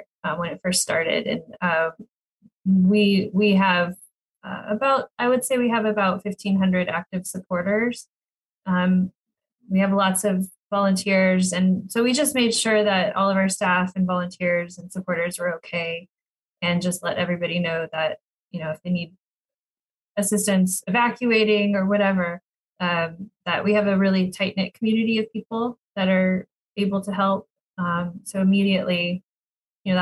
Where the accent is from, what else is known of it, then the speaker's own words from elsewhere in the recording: Sacramento, California, United States; I grew up in Sacramento